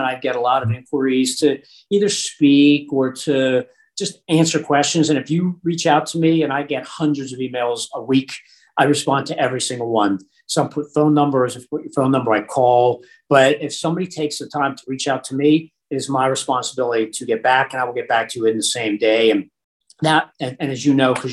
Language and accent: English; Pittsburgh, Pennsylvania, United States; I grew up in Pittsburgh